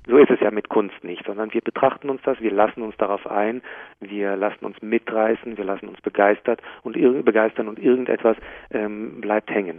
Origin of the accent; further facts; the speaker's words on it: Jerusalem, Jerusalem District, Israel; now in Hamburg, Germany; in äh, Jerusalem, wo ich aufgewachsen bin